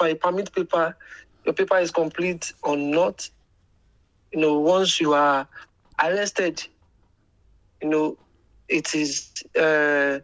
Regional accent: Nigeria; now in Dubai, United Arab Emirates; I'm a Nigerian

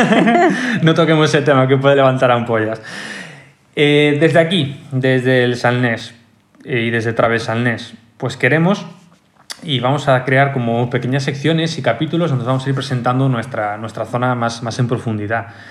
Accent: Galicia, Spain; todos somos gallegos

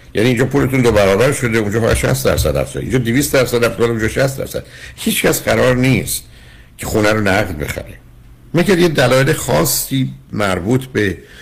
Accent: Iran; moved away; ما با یه ذهنیتی از ایران میایم

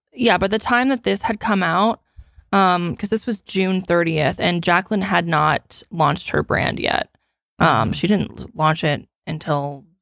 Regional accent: Canada; I'm a Canadian, but the vast majority of my demographic is in the U.S.

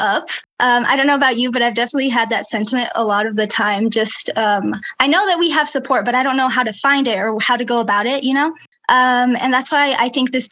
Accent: Provo, Utah, United States; I was born and raised in Provo

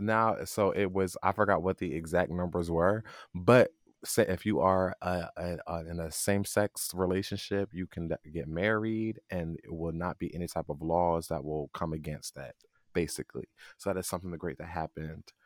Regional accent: New Jersey, United States; I'm from Jersey.

